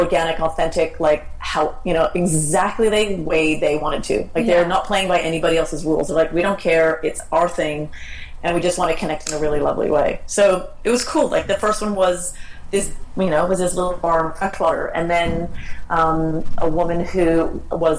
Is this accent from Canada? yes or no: yes; Canada; moved away as an adult; now in Australia; I'm Canadian, and I've been living in Australia for 20 years